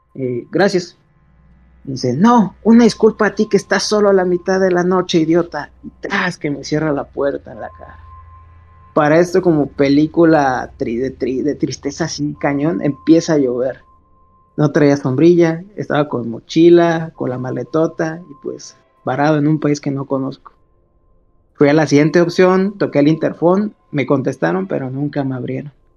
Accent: Salvatierra, Guanajuato, Mexico; yo soy de Salvatierra

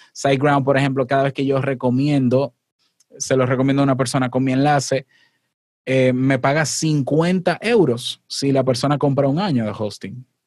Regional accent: Dominican Republic; este 23 de octubre en Santo Domingo, en mi país

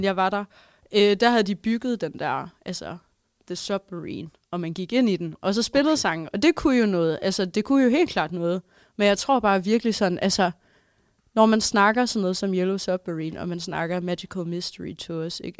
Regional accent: Holstebro, Central Denmark Region, Denmark; moved away; har jeg også, øh, været hjemme i Holstebro

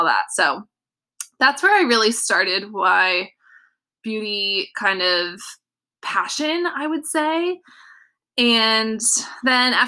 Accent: Southern California, United States; I grew up in Southern California

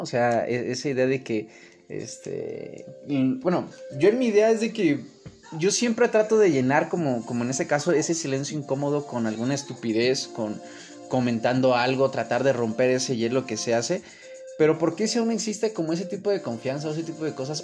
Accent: Mexico City, Mexico; más conocido como El Chilango.

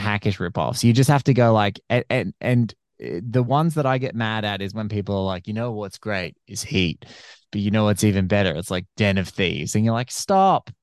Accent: Australia; I'm an Aussie podcaster

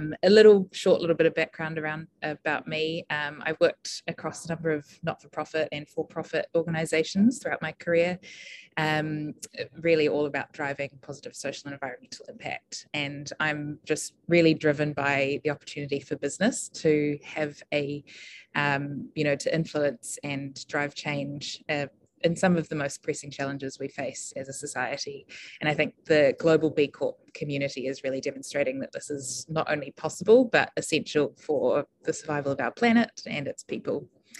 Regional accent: Auckland, New Zealand; moved away as an adult; also born or lived in United Kingdom; Good afternoon, everyone. It's really lovely to be here. My ancestors are from Tauranga, Fiji in China, and I'm from Auckland.

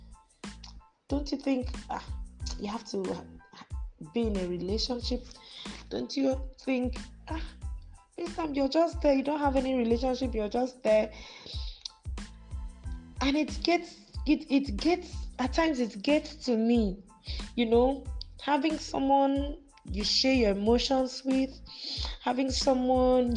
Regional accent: Akwa Ibom, Nigeria; also born or lived in Lagos State; now in Lagos, Nigeria; I am from Akwa Ibom State, but I reside in Lagos State.

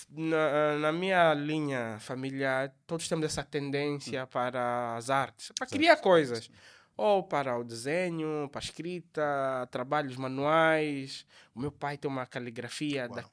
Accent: Lubango, Huíla, Angola; sou natural do Lubango

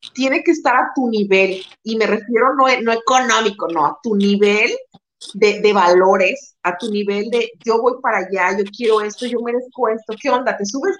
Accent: Guadalajara, Jalisco, Mexico; moved away as an adult; now in Tijuana, Mexico; somos tapatías, somos de Guadalajara, pero en este momento yo estoy radicando en Tijuana

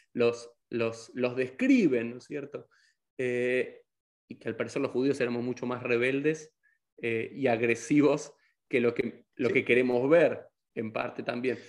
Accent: Argentina; soy argentino

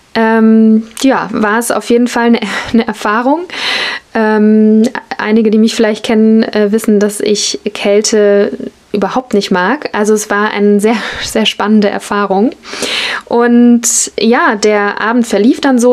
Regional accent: Germany; als Deutsche oder Westlerin, Europäerin

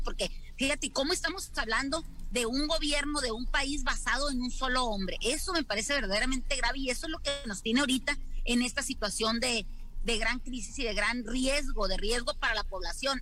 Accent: Mexico

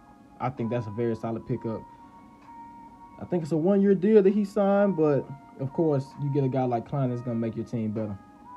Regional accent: Dallas, Texas, United States; I'm from Dallas.

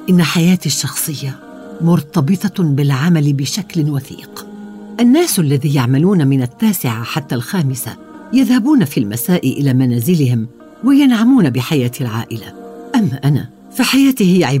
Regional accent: Iraq; now in London, United Kingdom; دائما اجيبهم انا عربيه عراقيه لكنني اعيش في لندن اعتبر نفسي من سكان لندن لكن ذكرياتي في العراق لم تغادرني يوما وانا فخوره لكوني عربيه

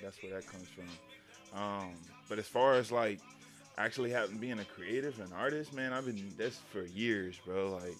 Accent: Houston, Texas, United States; moved away as an adult; also born or lived in San Antonio, Texas; I'm from Texas. I'm originally from Houston, but I went to school out in San Antonio for a little bit

